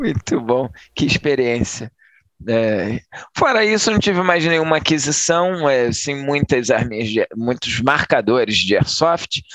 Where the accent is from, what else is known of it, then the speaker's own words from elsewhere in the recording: Niterói, Rio de Janeiro, Brazil; eu sou de Nikit